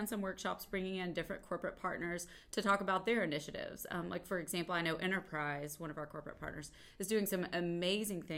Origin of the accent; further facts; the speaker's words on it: Central Appalachia, East Tennessee, United States; moved away as an adult; also born or lived in Kentucky / Atlanta, Georgia; now in Ohio, United States; originally I'm from Central Appalachia, East Tennessee, and I've spent a lot of my life in Tennessee